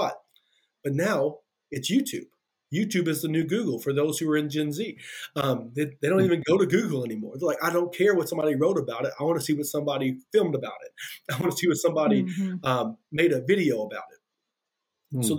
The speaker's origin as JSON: {"language": "English", "region": "Kentucky", "country": "United States", "moved": "yes", "lives_now": "Monticello, Indiana, United States", "said": "I'm from Kentucky, if you can hear that accent."}